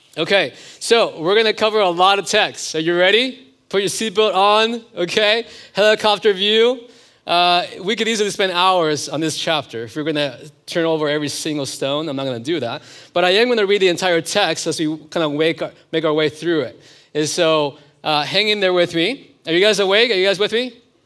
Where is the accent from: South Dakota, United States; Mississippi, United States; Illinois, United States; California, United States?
California, United States; moved away; also born or lived in Oklahoma; I'm originally from California.